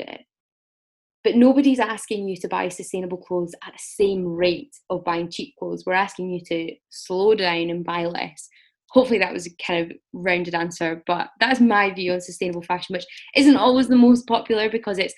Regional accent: Scotland, United Kingdom; I'm from Scotland

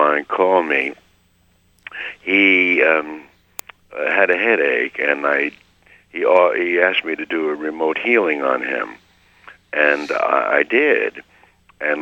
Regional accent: Hopewell, New Jersey, United States; I grew up in Hopewell, New Jersey

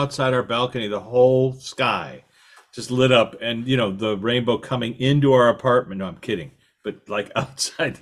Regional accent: Chicago, Illinois, United States; now in Los Angeles, United States; where I grew up in Chicago

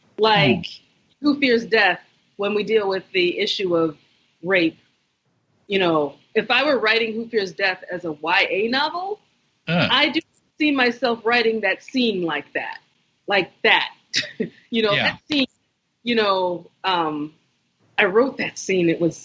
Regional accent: United States; I'm Nigerian, I'm American, I'm neither, I'm both.

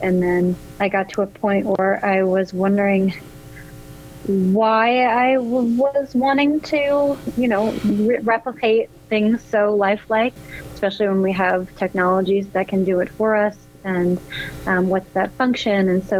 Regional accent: New Jersey, United States; now in Oakland, United States; I grew up in New Jersey, and I don't come from a family of artists whatsoever.

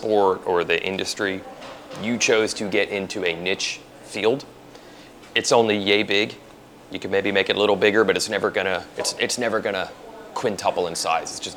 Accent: New Jersey, United States; moved away; I'm from New Jersey originally

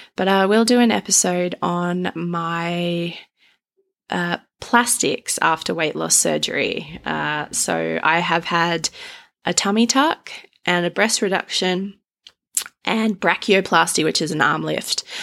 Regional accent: Australia; I'm Australian

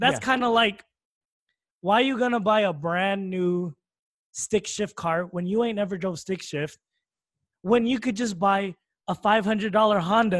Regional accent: Philippines; First of all, brother, I'm Filipino.

